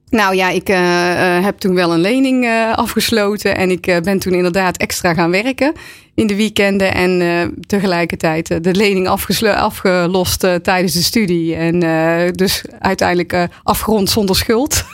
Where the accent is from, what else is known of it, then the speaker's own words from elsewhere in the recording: Waalwijk, North Brabant, Netherlands; ik kom uit Waalwijk